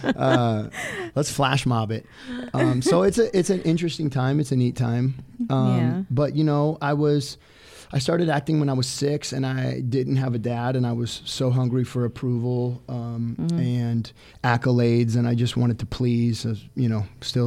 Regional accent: Orange County, California, United States; I was 10 years old. I got Baywatch. I had a single mom. I was from Orange County

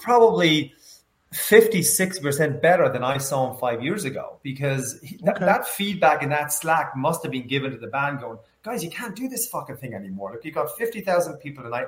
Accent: Ireland; I grew up in Ireland, as you can probably tell

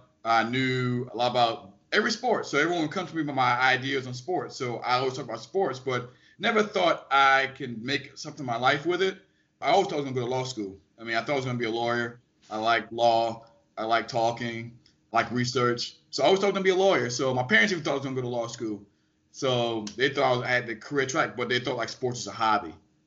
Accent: New Orleans, Louisiana, United States; I loved all sports, but in particular, I loved Saints football growing up in New Orleans and LSU football.

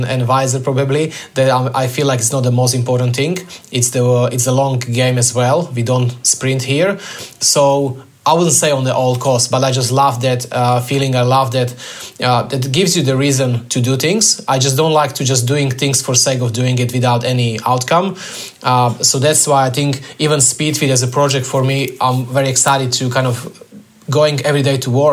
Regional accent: Slovakia; moved away as an adult; now in Australia; I'm originally from Slovakia

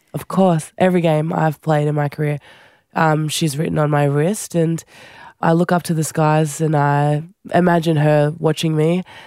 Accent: Central Coast, New South Wales, Australia; also born or lived in Fiji; I grew up on the Central Coast, my brother

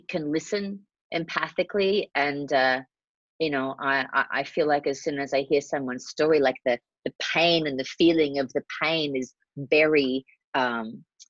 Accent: Australia; now in Los Angeles, United States; I'm Australian.

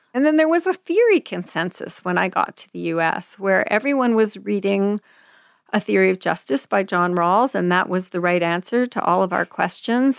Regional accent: Quebec, Canada; moved away as an adult; now in United States; We were being raised English and Quebec

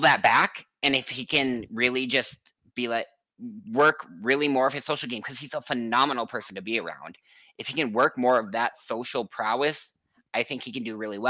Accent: Minnesota, United States; I'm from Minnesota. I'm an hour outside of Minneapolis.

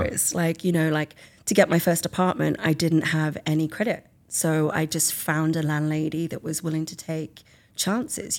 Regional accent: England, United Kingdom; moved away as an adult; also born or lived in Italy / Australia; now in California, United States; I'm from England.

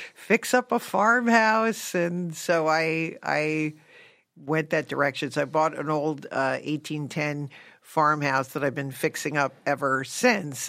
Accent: Connecticut, United States; moved away; I grew up in Connecticut

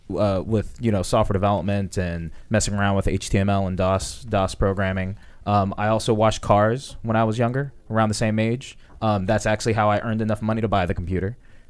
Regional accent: Woodbridge, Virginia, United States; Woodbridge, Virginia.

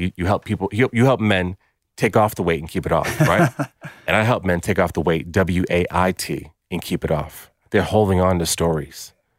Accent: United States; moved away as an adult; now in Australia; Hey guys, I'm American, I'm in Australia

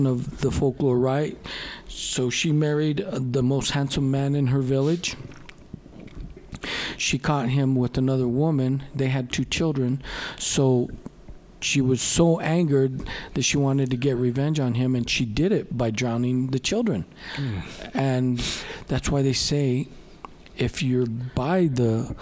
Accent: Gallup, New Mexico, United States; also born or lived in Albuquerque, New Mexico; We were raised here in New Mexico in the Southwest

